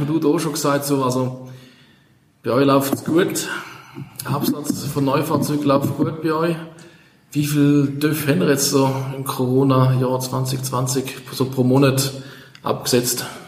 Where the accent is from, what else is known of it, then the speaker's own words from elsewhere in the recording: St. Gallen, Switzerland; als St. Galler